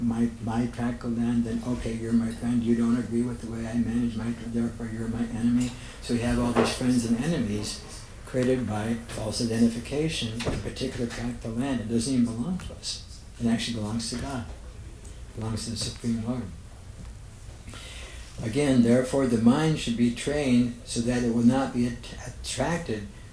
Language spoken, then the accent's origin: English; United States; I'm an American